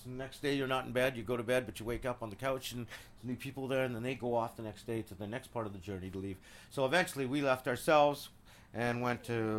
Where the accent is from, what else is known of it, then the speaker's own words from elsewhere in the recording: Lusaka, Lusaka Province, Zambia; moved away; also born or lived in Southern Rhodesia (Zimbabwe) / South Africa / England; I was born there, and we moved to Lusaka, Zambia, which is a city about size of here.